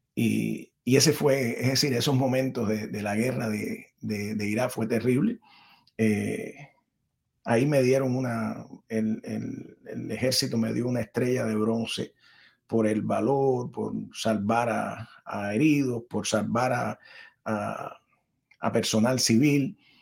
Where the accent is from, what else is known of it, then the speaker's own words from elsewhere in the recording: Cuba; first language Spanish; moved away as an adult; also born or lived in Miami / Washington; now in United States; entre mi país natal, que amo, que es mi madre, Cuba, y mi país adoptivo, que amo también, que es mi padre, los Estados Unidos